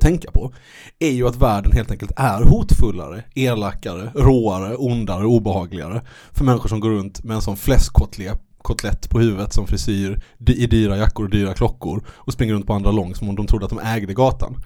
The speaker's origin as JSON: {"language": "Swedish", "town": "Malmö", "region": "Skåne", "country": "Sweden", "tie": "born or raised there", "said": "när jag var liten eh, i Malmö"}